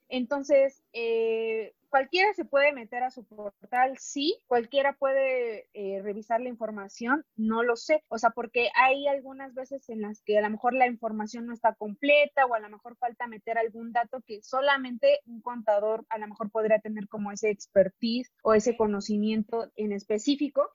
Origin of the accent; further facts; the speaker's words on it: Mexico; como mexicanos